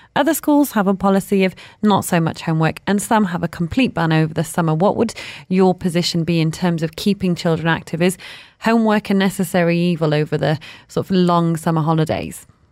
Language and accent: English; Manchester, North West England, United Kingdom; I grew up in Manchester